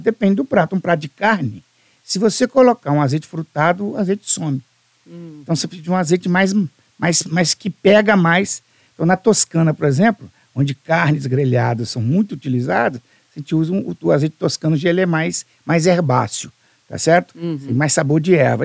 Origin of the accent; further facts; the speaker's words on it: Alegre, Espírito Santo, Brazil; sou do Principado do Alegre, do interior